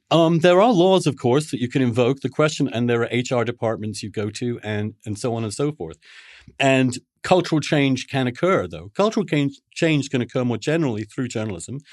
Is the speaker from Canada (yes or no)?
no; England, United Kingdom; now in New York, United States; I grew up a Catholic in England